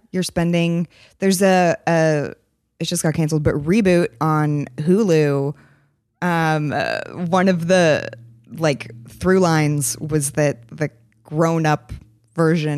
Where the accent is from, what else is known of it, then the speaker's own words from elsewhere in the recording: San Francisco, California, United States; I'm from San Francisco